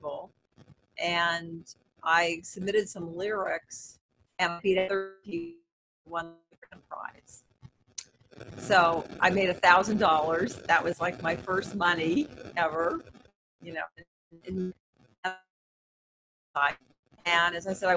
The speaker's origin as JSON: {"language": "English", "town": "Los Angeles", "region": "California", "country": "United States", "also_born_or_lived": "San Diego", "said": "I'm from Los Angeles"}